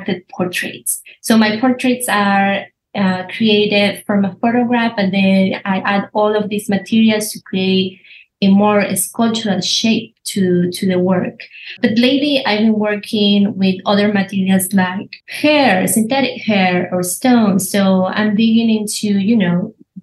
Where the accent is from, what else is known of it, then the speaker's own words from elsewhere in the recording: Buenos Aires, Argentina; English is a second language; moved away as an adult; now in Houston, United States; I went to fashion school in Argentina. I'm from Buenos Aires